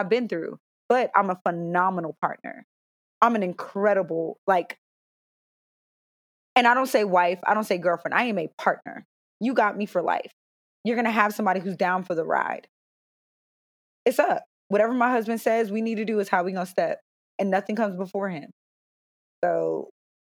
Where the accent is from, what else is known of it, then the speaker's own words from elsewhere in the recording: Cincinnati, Ohio, United States; also born or lived in Stamford, Connecticut / Raleigh, North Carolina; I was born in Stamford, Connecticut. I grew up in Cincinnati. We moved here when I was in the second grade